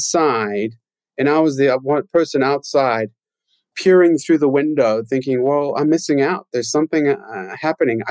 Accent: Johannesburg, Gauteng, South Africa; I grew up in Johannesburg in South Africa

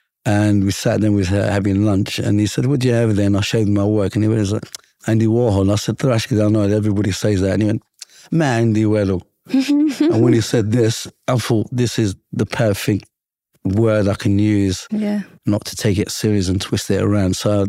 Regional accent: London, United Kingdom; growing up in London, my rockstar image for us was, a European or an American with long hair

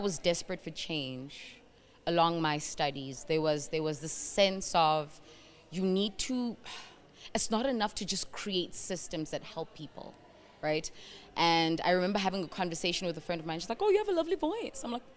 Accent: South Africa; also born or lived in Burundi; I grew up in South Africa, and as much as I am from Burundi

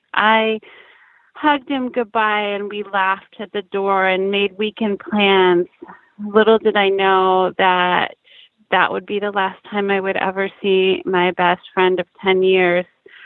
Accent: Bremerton, Washington, United States; moved away as an adult; now in Seattle, United States; I am from Bremerton, Washington.

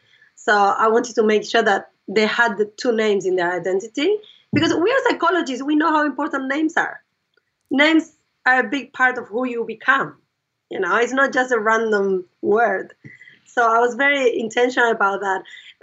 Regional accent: Argentina; now in Australia; everyone knows she speaks Spanish and everyone knows that we are the Argentinians.

